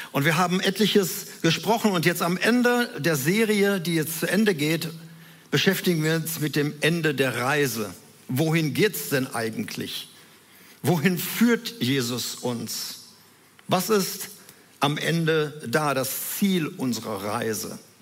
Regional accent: Herne, North Rhine-Westphalia, Germany; wohnten in Wanne-Eickel, in so einem Reihenhaus, in einer Wohnung da drin

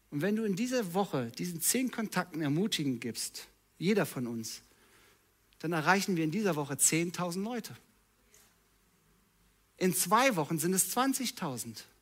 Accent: North Rhine-Westphalia, Germany; Ich bin halt so. Ich komme aus dem Ruhrpott.

